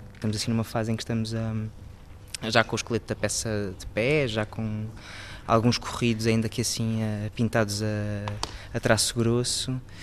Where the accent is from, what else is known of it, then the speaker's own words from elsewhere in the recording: Lisbon, Portugal; eu tenho 16 anos e sou de Lisboa.